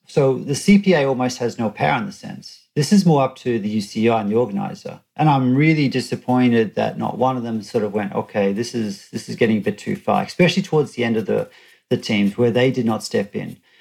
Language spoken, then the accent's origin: English; Australia; I'm an Australian and, and we grew up with a law that you had to wear helmets